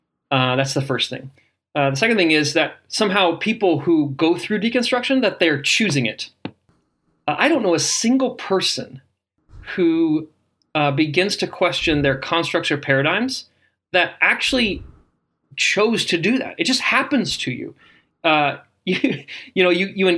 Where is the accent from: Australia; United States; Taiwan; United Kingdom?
United States; Indiana; Where I grew up in Indiana, we called all soda pop Coke.